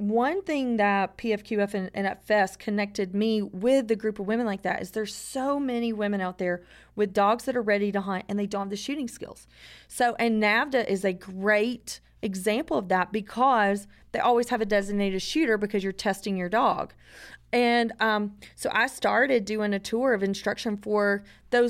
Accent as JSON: {"language": "English", "region": "North Georgia", "country": "United States", "said": "I'm from North Georgia"}